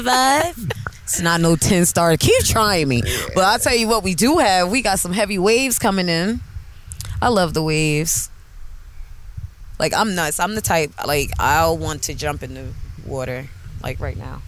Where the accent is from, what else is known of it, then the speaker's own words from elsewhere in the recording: Neptune, New Jersey, United States; We're from Neptune, so this beach is literally 10, 10, 15 minutes from our homes and where we grew up at.